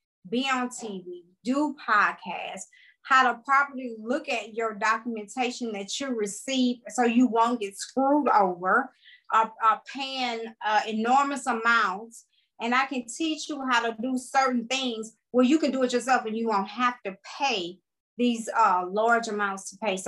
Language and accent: English; Opelousas, Louisiana, United States; I am from Opelousas, Louisiana, which is the country. And if people don't know where Opelousas is, I'm pretty sure they've heard of Lafayette, Louisiana. I'm like 30 minutes from there. Born and raised.